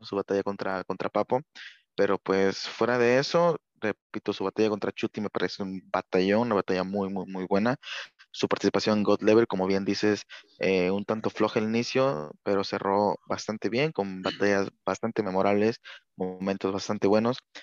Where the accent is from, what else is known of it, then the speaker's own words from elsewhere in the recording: Mexico; yo como mexicano